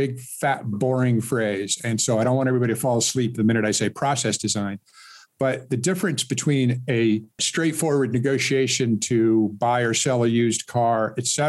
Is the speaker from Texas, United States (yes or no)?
no; Seattle, Washington, United States; moved away as an adult; also born or lived in Miami, Florida / Silicon Valley, California; I was born and raised in Seattle